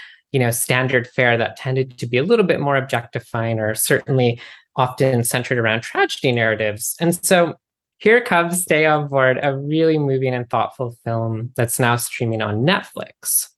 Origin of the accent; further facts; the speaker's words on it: Pacific Northwest, United States; Personally, he really reminded me of all the skater boys I used to crush on in high school because I grew up in the Pacific Northwest.